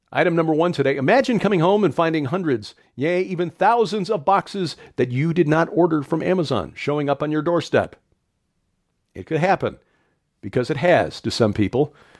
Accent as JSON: {"language": "English", "region": "Illinois", "country": "United States", "tie": "born or raised there", "said": "Illinois, my home state"}